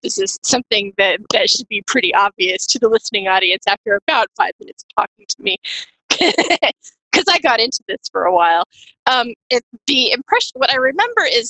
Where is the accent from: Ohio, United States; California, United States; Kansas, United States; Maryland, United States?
Kansas, United States; moved away as an adult; now in Washington, United States; I was born in Kansas and have lived in the great state of Washington now since 2013